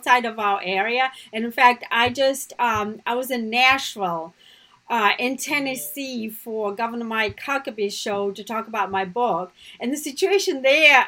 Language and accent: English; Russia; now in United States; my family, just like growing up in Russia, right, my family was anti-communist